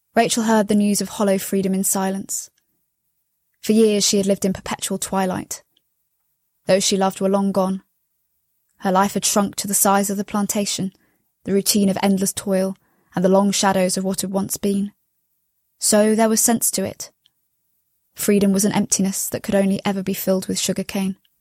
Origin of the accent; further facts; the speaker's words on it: London, United Kingdom; I'm from London in the U K.